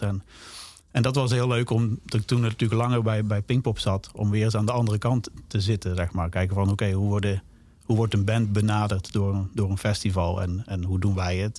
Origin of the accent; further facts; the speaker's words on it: Zaltbommel, Gelderland, Netherlands; ik ben natuurlijk opgegroeid in Zalbommel. Dat is onder de rook van, van Den Bosch.